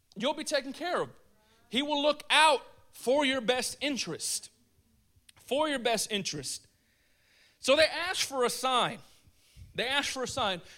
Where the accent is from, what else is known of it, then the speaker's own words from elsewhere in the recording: United States; I'm an American